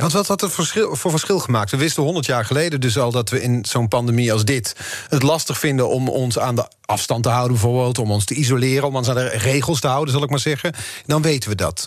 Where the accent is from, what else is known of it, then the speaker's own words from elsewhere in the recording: Netherlands; als Nederlanders